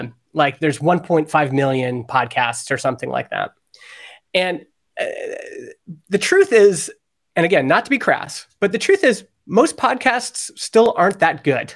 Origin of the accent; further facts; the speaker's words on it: Alberta, Canada; I grew up in Alberta, and in Alberta, Canada, talk radio is huge.